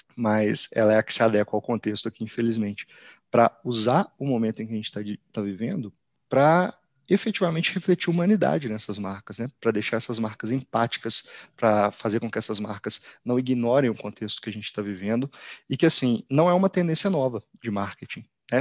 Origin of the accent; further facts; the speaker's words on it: Belo Horizonte, Minas Gerais, Brazil; moved away as an adult; now in São Paulo, Brazil; sou natural de, de Belo Horizonte, atualmente eu moro em São Paulo.